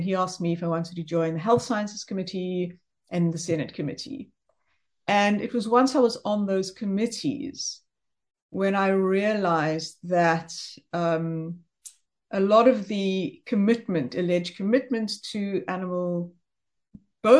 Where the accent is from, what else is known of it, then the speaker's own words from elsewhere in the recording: South Africa; also born or lived in Johannesburg, South Africa / New Jersey, United States; now in Cape Town, South Africa; I am South African